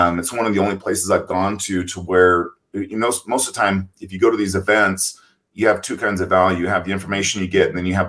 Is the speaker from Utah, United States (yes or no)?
no; Oakdale, California, United States; I was born in Oakdale, California, on a cattle ranch.